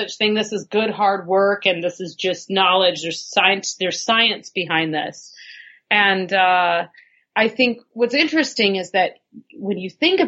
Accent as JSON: {"language": "English", "region": "Northern California", "country": "United States", "tie": "born or raised there", "said": "where I grew up in California was mining territory, was the foothills in Northern California"}